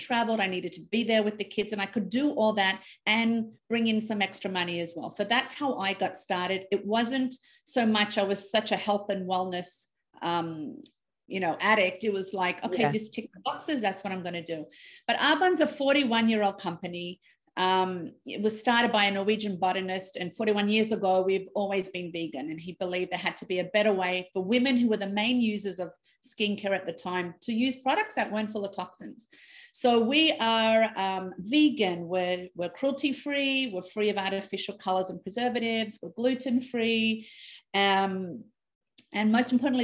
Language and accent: English; Australia; moved away as an adult; now in Canada; I'm born and raised in Australia